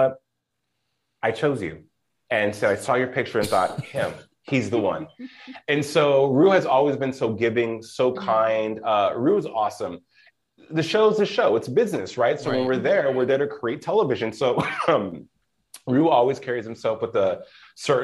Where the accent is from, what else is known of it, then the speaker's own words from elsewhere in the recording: Albuquerque, New Mexico, United States; moved away; also born or lived in Los Lunas, New Mexico; I'm from Albuquerque originally